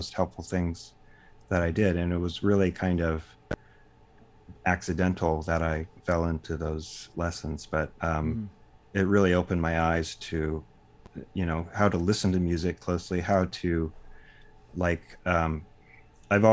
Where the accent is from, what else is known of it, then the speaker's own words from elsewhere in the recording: Dallas, Texas, United States; also born or lived in Austin, Texas; I grew up in Dallas, Texas